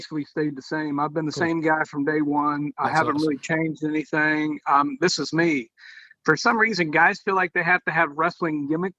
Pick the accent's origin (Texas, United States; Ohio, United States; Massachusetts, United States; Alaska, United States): Ohio, United States; I'm a small town kid from southeastern Ohio, just like Joe Burrow, the Heisman Trophy winner. I grew up 10 minutes from where he's from. Small town kid in the poorest region in the state of Ohio.